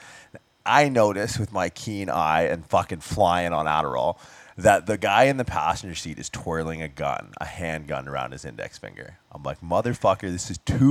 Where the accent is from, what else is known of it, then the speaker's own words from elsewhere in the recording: Windsor, Ontario, Canada; moved away; I was in Windsor last week, visiting my folks